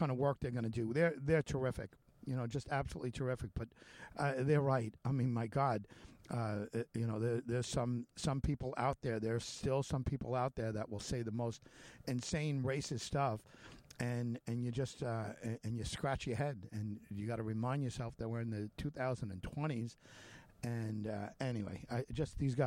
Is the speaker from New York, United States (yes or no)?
yes; Long Island, New York, United States; as a white youth growing up on Long Island, New York